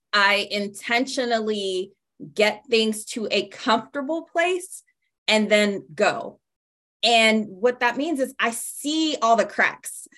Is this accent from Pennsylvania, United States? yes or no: yes; Pittsburgh, Pennsylvania, United States; now in Tampa, United States; I'm originally from Pittsburgh, Pennsylvania.